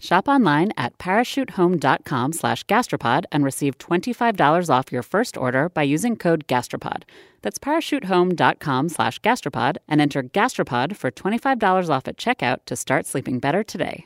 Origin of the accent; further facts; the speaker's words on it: Maryland, United States; my home state, Maryland